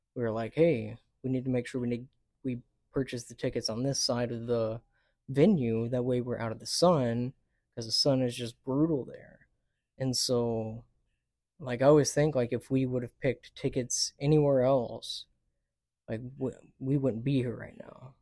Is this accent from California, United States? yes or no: no; Dallas, Texas, United States; also born or lived in El Paso, Texas / Oklahoma (family); I grew up in the D F W area for basically my whole life. I was born in El Paso